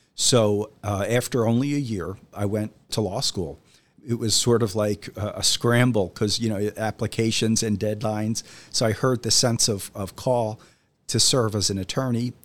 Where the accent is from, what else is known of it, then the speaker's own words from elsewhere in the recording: Philadelphia, Pennsylvania, United States; I'm from Philadelphia